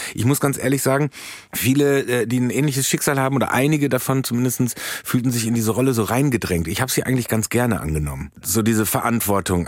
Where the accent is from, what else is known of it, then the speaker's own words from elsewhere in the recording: Soest, North Rhine-Westphalia, Germany; moved away; Soest ist quasi das Las Vegas von Deutschland, ja. direkt am Möhnesee